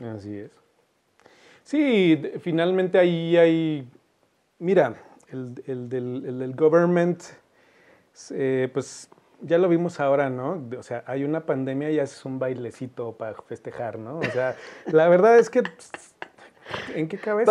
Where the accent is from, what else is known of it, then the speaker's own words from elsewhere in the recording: Zacatecas, Mexico; ¿De dónde eres? Me dice. Y le decía, de Zacatecas